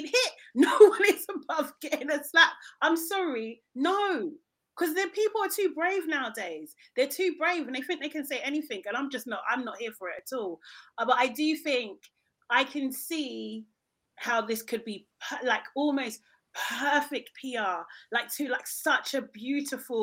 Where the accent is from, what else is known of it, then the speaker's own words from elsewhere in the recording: London, United Kingdom; I'm from South London